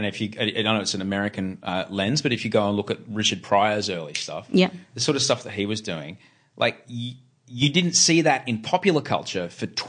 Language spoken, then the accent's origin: English; Queensland, Australia; certainly I, growing up in Queensland, was brought up to believe, look, as long as you play by the rules, everything will be fine.